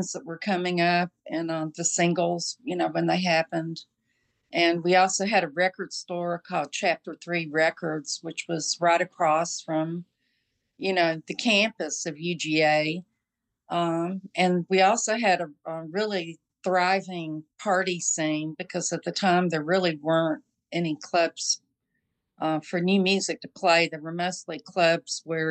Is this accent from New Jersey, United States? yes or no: no; Dacula, Georgia, United States; also born or lived in Athens, Georgia; I grew up between Athens and Atlanta in a very tiny, at the time, town called Dacula, D-A-C-U-L-A